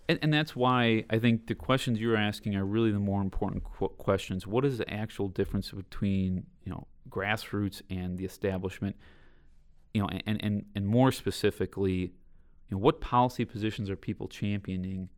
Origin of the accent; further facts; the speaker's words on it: Southeast Wisconsin, United States; growing up in Southeast Wisconsin